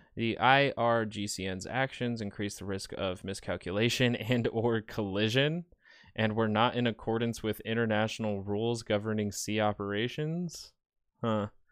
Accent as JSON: {"language": "English", "country": "United States", "said": "I'm American"}